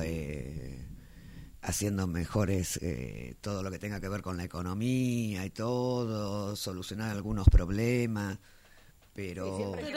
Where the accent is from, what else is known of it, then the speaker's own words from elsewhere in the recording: Argentina; en este país